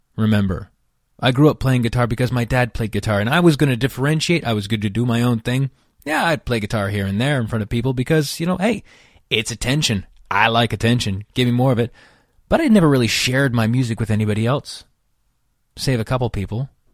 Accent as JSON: {"language": "English", "area": "outside Yosemite National Park", "region": "California", "country": "United States", "tie": "born or raised there", "also_born_or_lived": "Los Angeles, United States", "moved": "as an adult", "said": "I grew up outside of Yosemite National Park"}